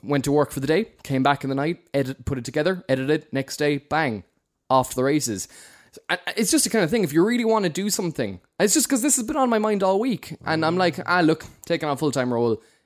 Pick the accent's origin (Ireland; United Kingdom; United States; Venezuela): Ireland; Cork, Munster; accent: Cork; we're, we're Cork men